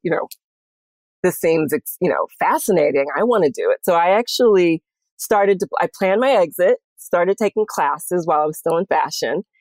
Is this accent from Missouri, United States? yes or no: yes; St. Louis, Missouri, United States; moved away as an adult; also born or lived in Houston, Texas / Rhode Island; now in New York, United States; I was born in Houston and I was raised in St. Louis. So I'm a Southern Midwestern girl